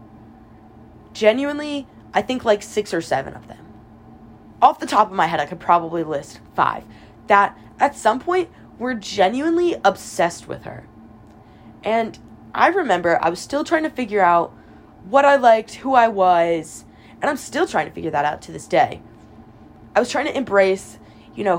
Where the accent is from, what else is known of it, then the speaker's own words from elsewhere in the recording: Pennsylvania, United States; moved away as an adult; now in Alabama, United States; I'm from Pennsylvania